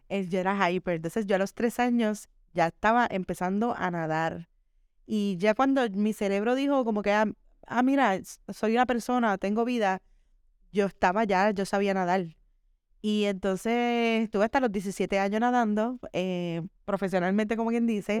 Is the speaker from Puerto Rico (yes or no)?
yes; Caguas, Puerto Rico; also born or lived in Hato Rey, Puerto Rico / San Juan, Puerto Rico; Yo nací en Atorrey y me crié en Caguas, Caguas, Puerto Rico.